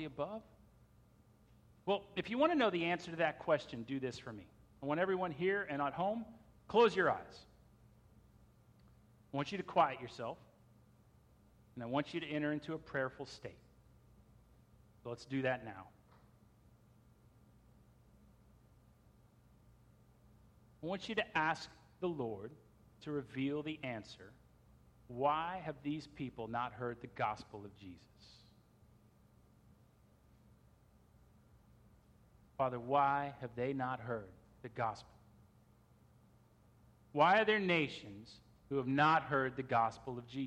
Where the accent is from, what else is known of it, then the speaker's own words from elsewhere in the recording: United States; We as American Christians